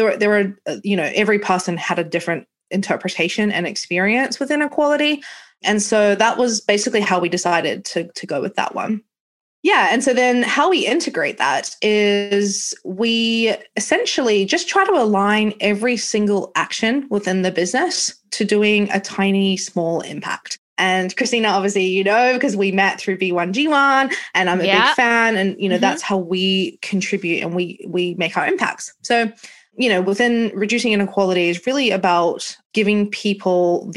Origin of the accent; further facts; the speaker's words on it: New Zealand; moved away as an adult; now in London, United Kingdom; I'm from New Zealand and I left home at 22 and went traveling around the world.